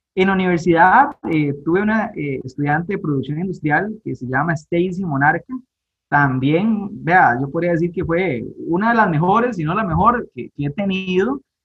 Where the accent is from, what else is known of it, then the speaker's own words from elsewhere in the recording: Guápiles, Limón, Costa Rica; yo crecí en Guapiles acá en Pocosí, pertenece a la provincia de Limón, eh, nací acá en Guapiles